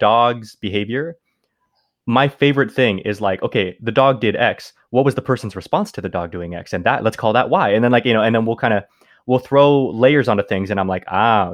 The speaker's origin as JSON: {"language": "English", "region": "California", "country": "United States", "tie": "born or raised there", "also_born_or_lived": "Mexico", "said": "I would live my life in California"}